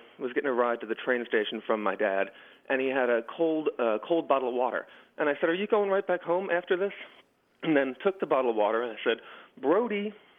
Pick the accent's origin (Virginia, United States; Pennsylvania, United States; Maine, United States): Pennsylvania, United States; Philadelphia; born or raised there